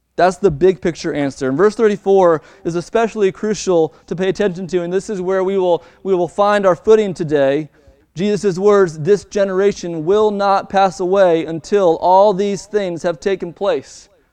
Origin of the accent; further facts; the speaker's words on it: Baltimore, Maryland, United States; my hometown in Baltimore, Maryland